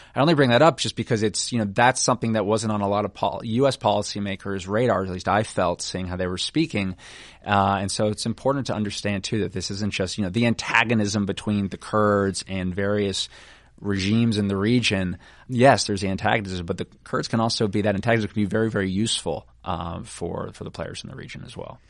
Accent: United States; we being the American people

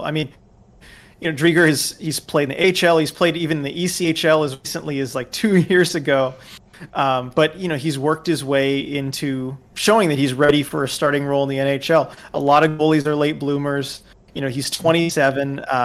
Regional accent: Thousand Oaks, California, United States; my hometown of Thousand Oaks, California

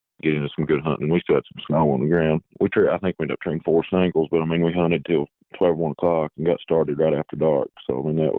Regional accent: Sand Gap, Kentucky, United States; I'm from Sandgap, Kentucky

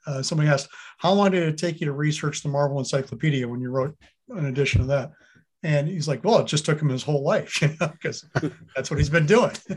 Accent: Wisconsin, United States; I grew up in Wisconsin

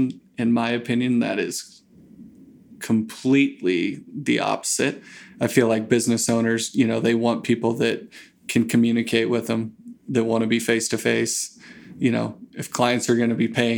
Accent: Grant, Nebraska, United States; moved away as an adult; also born or lived in Lincoln, Nebraska; I grew up out in Grant, Nebraska, out western Nebraska.

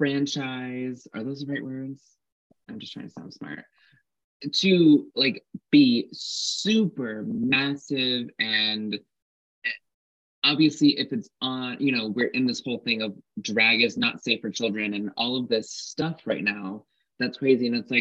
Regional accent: Frankfurt, Hesse, Germany; I mean, I escaped the racist homophobic bullies in my hometown of Frankfurt, but then I went to like big city

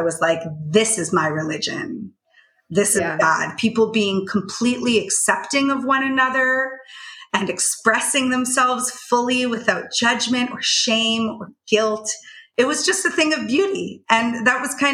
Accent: Canada; I grew up in Canada

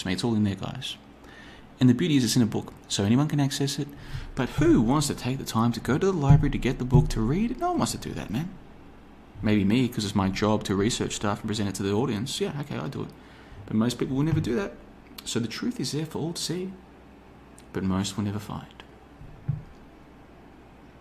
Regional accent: Australia; moved away as an adult; also born or lived in Africa / Asia; now in Europe; I grew up in Australia, crazy part of the world to grow up. Now I find myself in Europe

